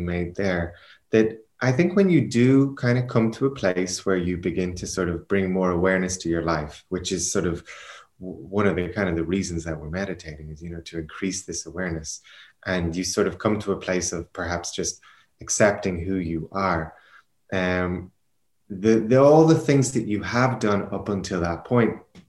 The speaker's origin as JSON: {"language": "English", "country": "Ireland", "also_born_or_lived": "Portugal / Spain", "moved": "yes", "lives_now": "Berlin, Germany"}